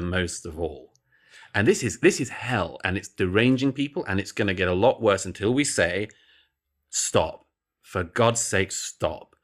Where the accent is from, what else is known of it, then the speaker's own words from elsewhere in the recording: United Kingdom; I grew up in Britain in the nineteen eighties and nineties